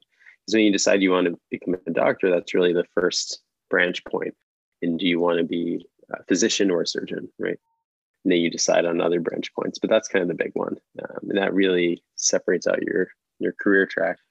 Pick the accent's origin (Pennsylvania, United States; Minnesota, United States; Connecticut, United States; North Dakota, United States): Pennsylvania, United States; Philadelphia; now in New York, United States; I'm originally from Philadelphia, but my family is from New York